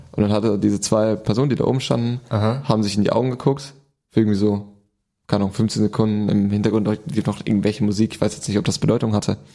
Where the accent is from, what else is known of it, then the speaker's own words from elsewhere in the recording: Germany; du bist zwar Deutscher, mhm. du bist in Deutschland groß geworden